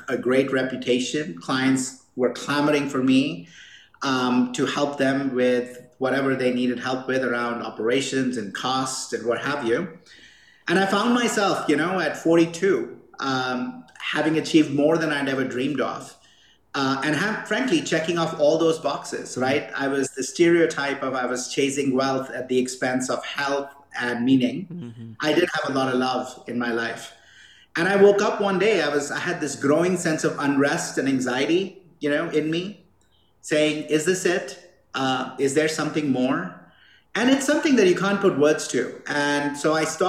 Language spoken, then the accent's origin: English; India; now in Boulder, United States; I grew up in India